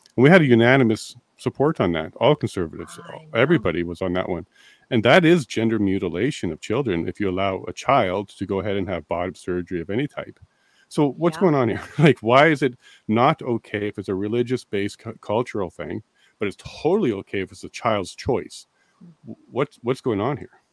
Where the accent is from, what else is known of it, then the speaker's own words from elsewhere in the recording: Ontario, Canada; moved away as an adult; now in Alberta, Canada; I'm a paralegal from Ontario originally. I'm now in Alberta